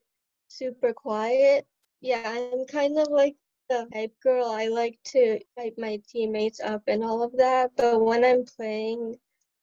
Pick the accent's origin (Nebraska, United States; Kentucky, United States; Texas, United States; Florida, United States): Nebraska, United States; Omaha; moved away as an adult; also born or lived in India / Michigan; now in Chicago, United States; the longest state that I've lived is like in Nebraska